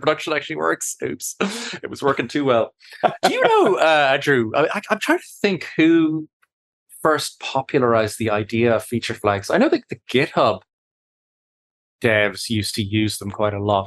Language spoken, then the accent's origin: English; Ireland; I'm Irish